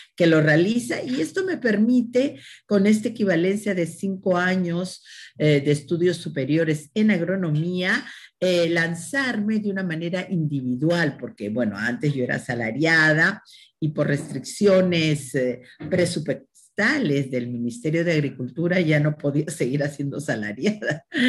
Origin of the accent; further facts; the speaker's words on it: Peru; now in France; soy peruana